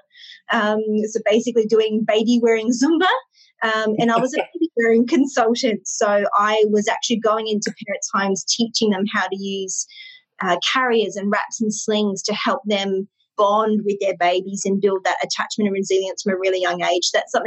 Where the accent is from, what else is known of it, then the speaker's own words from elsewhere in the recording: Brisbane, Queensland, Australia; I grew up in Brisbane, Australia. I've lived here my whole life